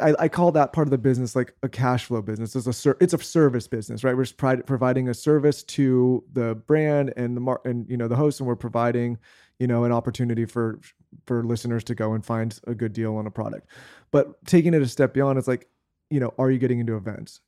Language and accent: English; San Diego, California, United States; moved away as an adult; also born or lived in Los Angeles; we grew up in San Diego